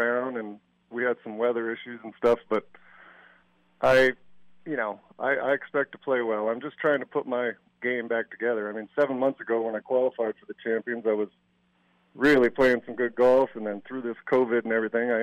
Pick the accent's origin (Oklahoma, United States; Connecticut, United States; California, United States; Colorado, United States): Colorado, United States; I'm born and raised in Colorado